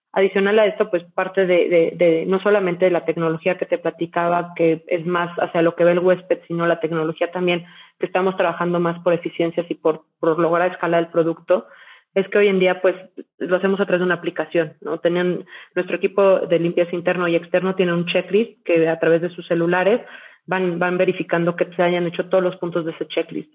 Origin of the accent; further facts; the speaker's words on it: Mexico; soy mexicana, eh, he vivido prácticamente toda mi vida en México